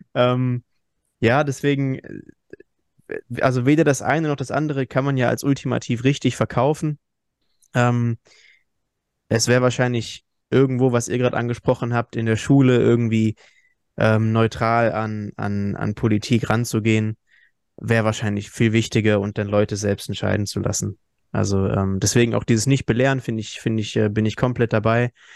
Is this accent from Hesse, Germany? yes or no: yes; Hesse, Germany; wir kommen ja aus Hessen